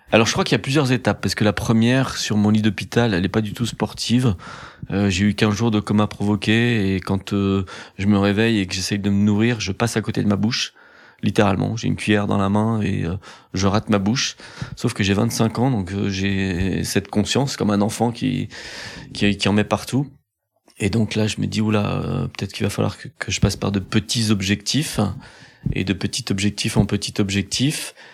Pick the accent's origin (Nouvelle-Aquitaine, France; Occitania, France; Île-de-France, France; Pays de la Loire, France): Pays de la Loire, France; Pornichet; J'ai grandi à Pornichet, près des plages.